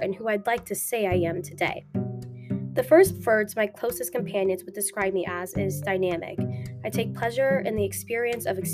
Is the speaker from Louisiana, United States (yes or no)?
yes; Frierson, Louisiana, United States; moved away; also born or lived in Dallas, Texas / Shreveport, Louisiana; I'm from Dallas, Texas, but I was born in Frierson, Louisiana, which has a whopping population of 209 people.